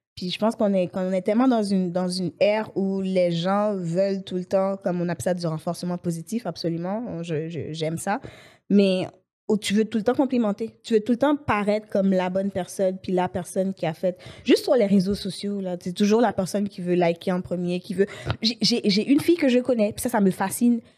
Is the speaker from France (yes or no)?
no; Haiti; now in Montreal, Canada; je suis née à Montréal, Ok. mais j'ai grandi en Haïti.